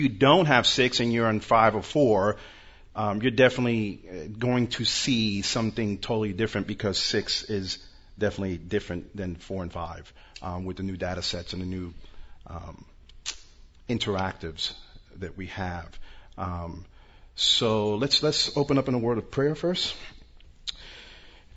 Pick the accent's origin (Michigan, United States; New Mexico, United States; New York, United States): New York, United States; now in Orlando, United States; I'm originally from New York, but I live in Orlando now.